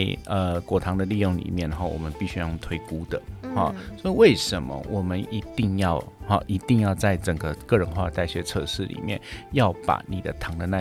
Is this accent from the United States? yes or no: yes; United States; 在这样子的一个前提之下，我们美国人吃糖就变得很便宜了。